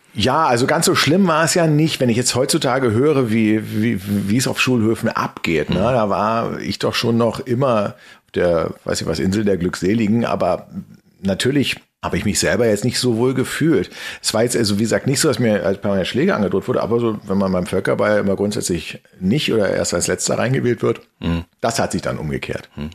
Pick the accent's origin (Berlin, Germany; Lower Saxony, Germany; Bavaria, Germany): Berlin, Germany; Berlin, und zwar im, im, im Westteil der Stadt